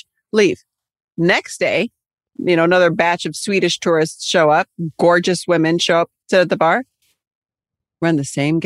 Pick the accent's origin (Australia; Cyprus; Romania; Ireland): Cyprus; moved away; growing up in Cyprus